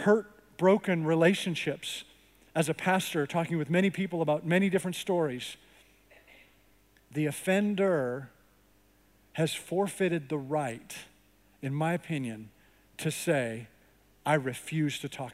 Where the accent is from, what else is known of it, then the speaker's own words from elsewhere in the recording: Canada; now in United States; I grew up in Canada